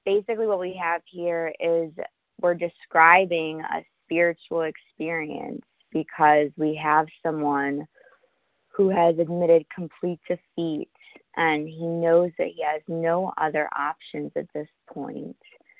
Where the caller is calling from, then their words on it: New York, United States; I'm calling from Manhattan.